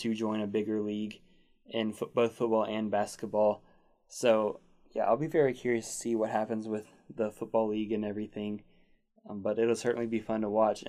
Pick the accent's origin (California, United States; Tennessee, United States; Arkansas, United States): Arkansas, United States; We're both from Arkansas